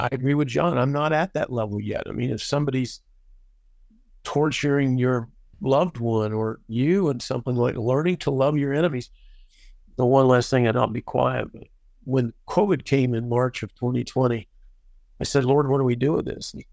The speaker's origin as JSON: {"language": "English", "country": "United States", "said": "I'm an American and I love the United States"}